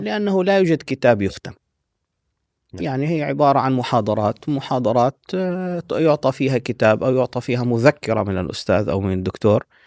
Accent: Medina, Medina Province, Saudi Arabia; moved away; also born or lived in Syria / Sudan; وصلت إلى المدينة المنورة مع أسرتي آه، كنت في الصف السادس

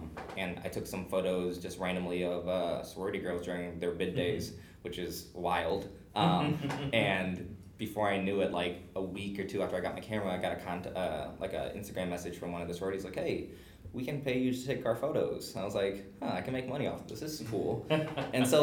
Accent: Webster Groves, Missouri, United States; I grew up in Webster

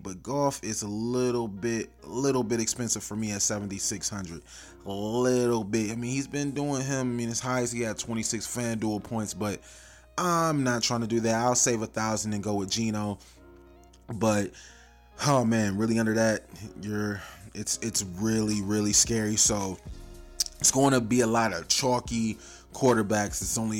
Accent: Cleveland, Ohio, United States; I'm from Cleveland.

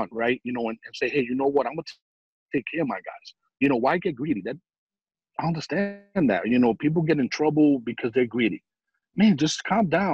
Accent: New York, United States; I'm some guy from New York

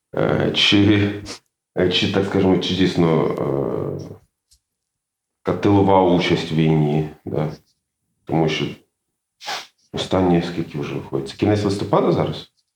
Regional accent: Mukachevo, Zakarpattia Oblast, Ukraine; moved away as an adult; also born or lived in Makiivka / Lviv / Kyiv; now in Germany; я народився в Макіївці, коли ще дошкільному віці я переїхав в Мукачево, там вивіз, вчився у Львові.

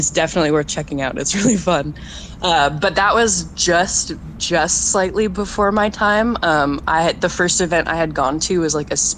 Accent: Portland, Oregon, United States; I grew up in Portland

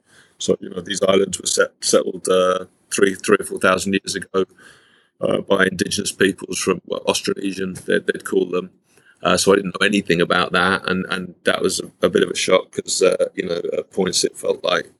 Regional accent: London, United Kingdom; moved away as an adult; also born or lived in Yorkshire / Derbyshire; now in Taiwan; I'm originally from London in the UK. I know some of that in the intro, but I lived in London until I was 9 or 10. Then our family moved to Yorkshire. They sent me away in Derbyshire, in the middle of the country.

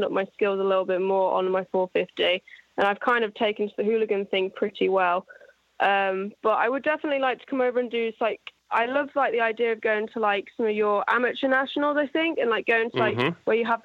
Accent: England, United Kingdom; I'm English

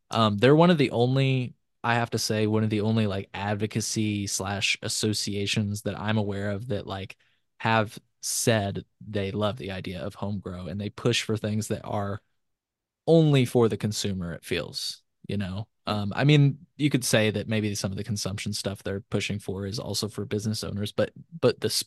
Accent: Illinois, United States; You know, I'm from Illinois.

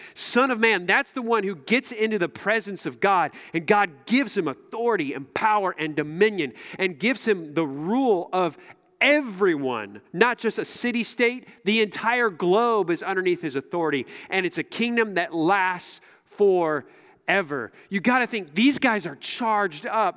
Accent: United States; as American Christians

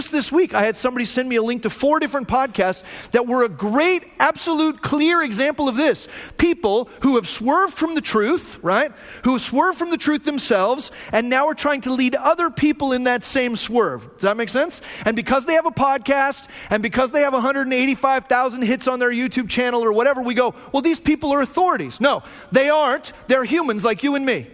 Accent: Phoenix, Arizona, United States; moved away; also born or lived in Hume Lake, California; I grew up in Arizona, right? I grew up in Phoenix

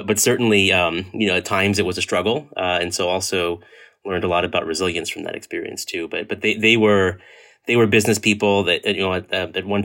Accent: Edison, New Jersey, United States; also born or lived in Hoboken, New Jersey; I was born and raised in New Jersey, actually born in Hoboken, New Jersey, and lived kind of my formative years in the central and northern New Jersey, and most of the time actually in a town called Edison

